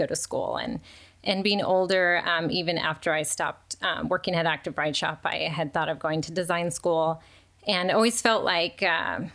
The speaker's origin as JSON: {"language": "English", "town": "Chino Hills", "region": "California", "country": "United States", "tie": "born or raised there", "also_born_or_lived": "Ontario, California / Rancho Cucamonga, California", "said": "I grew up in Southern California. All in the Inland Empire, so like Ontario, Ranch Cucamonga, and then ended up in Chino Hills, which I've been there since junior high."}